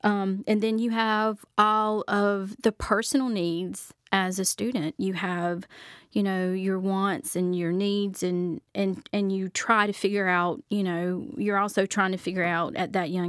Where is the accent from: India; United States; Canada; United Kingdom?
United States; Charlotte, North Carolina; I grew up in Charlotte, North Carolina, so I grew up in a big city.